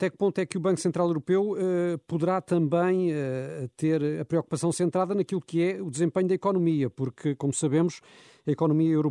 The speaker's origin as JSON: {"language": "Portuguese", "country": "Portugal", "said": "eu, como portuguesa, também estou entusiasmada."}